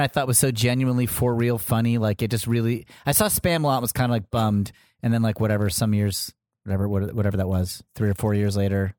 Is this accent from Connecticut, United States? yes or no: yes; Connecticut, United States; I grew up in Connecticut